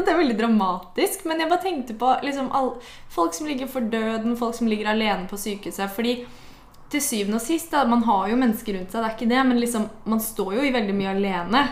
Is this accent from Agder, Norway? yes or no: no; Porsgrunn, Telemark, Norway; moved away; i sommer så har jeg vært mye hjemme i Porsgrunn